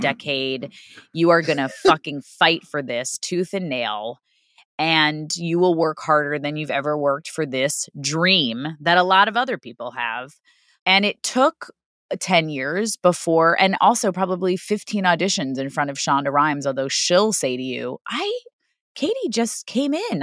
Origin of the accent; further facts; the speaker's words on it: New York City, New York, United States; moved away; I grew up in Queens